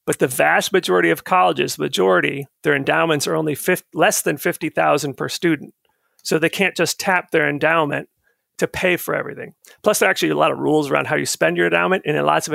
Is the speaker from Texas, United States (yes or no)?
no; Florida, United States; moved away as an adult; also born or lived in Minnesota; now in Virginia, United States; My first year of college after growing up in Florida was in Minnesota